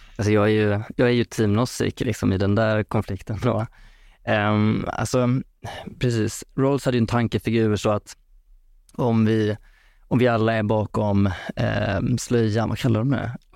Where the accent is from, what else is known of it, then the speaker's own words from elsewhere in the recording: Vara, Västra Götaland, Sweden; now in Stockholm, Sweden; Jag kommer från Vara i Skaraborg så att eh, jag har flyttat upp hit till, till storstan nu.